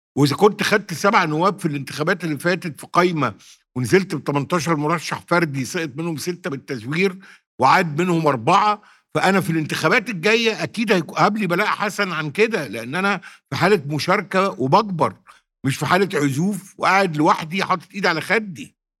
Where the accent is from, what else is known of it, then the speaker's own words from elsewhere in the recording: Sirs El Layan, Monufia Governorate, Egypt; في سرس العين منوفيه مسقط راسي الذي اعتز بيه